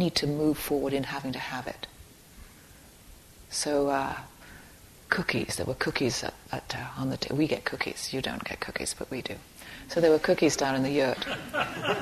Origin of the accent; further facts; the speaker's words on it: Dorset, South West England, United Kingdom; I grew up in Dorset in England.